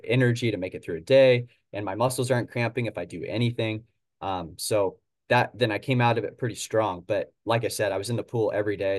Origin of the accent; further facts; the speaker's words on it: Oregon, United States; Portland is, uh, two hours north of where I'm from